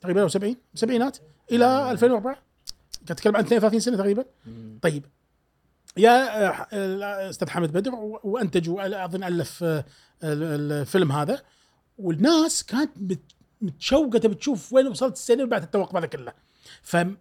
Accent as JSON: {"language": "Arabic", "country": "Kuwait", "accent": "Kuwaiti"}